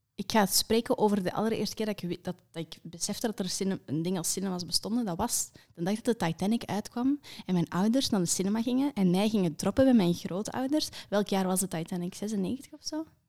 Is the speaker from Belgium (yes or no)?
yes; Kempen, Flanders, Belgium; ik ben van de Kempen